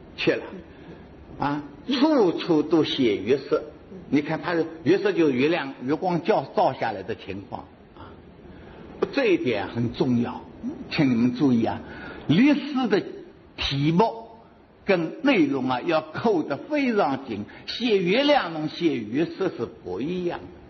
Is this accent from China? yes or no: yes; Hangzhou, Zhejiang, China; 我们杭州人，所以杭州，我是住在杭州最熟悉了